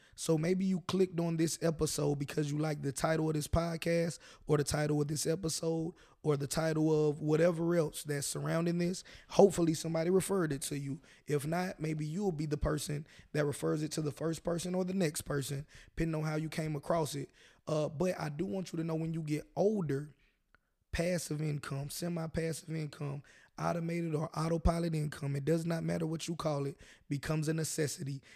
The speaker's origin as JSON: {"language": "English", "region": "the South", "country": "United States", "tie": "born or raised there", "said": "I personally am born and raised in the South"}